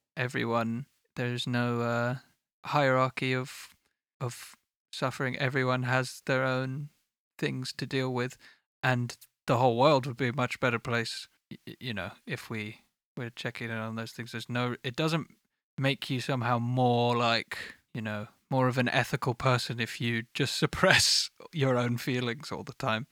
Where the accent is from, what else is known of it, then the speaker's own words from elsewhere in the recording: United Kingdom; I am British